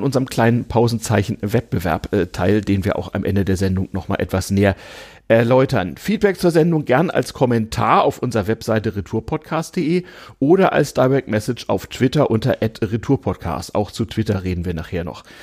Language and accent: German; Northern Germany, Germany; now in Berlin, Germany; ich als Norddeutscher